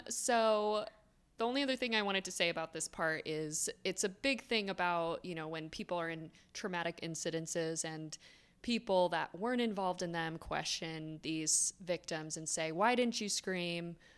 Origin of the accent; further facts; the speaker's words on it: South Florida, United States; I grew up in South Florida